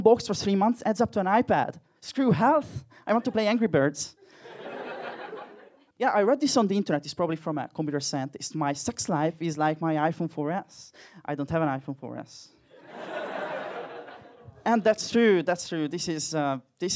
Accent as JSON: {"language": "English", "country": "Hungary", "second_language": "English", "moved": "yes", "said": "I'm personally from Hungary, as you can probably tell from my accent."}